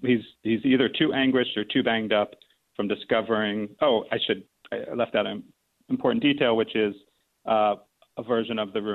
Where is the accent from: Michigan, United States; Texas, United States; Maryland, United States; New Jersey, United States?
Maryland, United States; Baltimore; moved away; when he found out I was from Baltimore